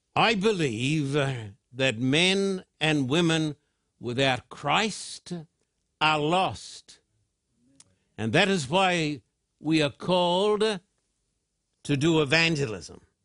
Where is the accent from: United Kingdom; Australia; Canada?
Australia; I'm an Australian with American citizenship too.